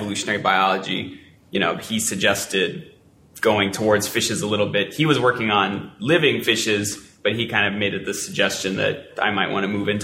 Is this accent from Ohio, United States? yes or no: no; Colorado, United States; moved away; also born or lived in California; I wasn't born in Colorado, but I was born in California, but I'm from Colorado